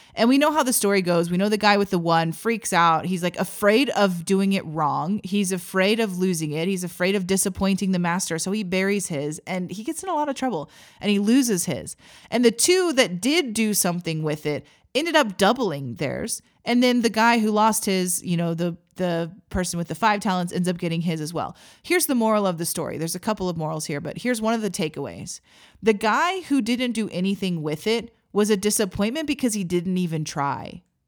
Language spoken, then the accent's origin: English; Missouri, United States; moved away as an adult; also born or lived in Texas; now in Oklahoma, United States; I grew up in Missouri.